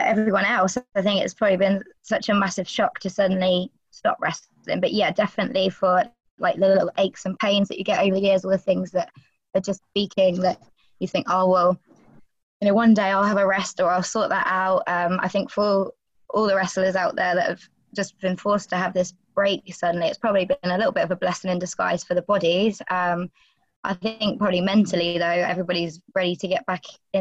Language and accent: English; United Kingdom; I'm also a British female wrestler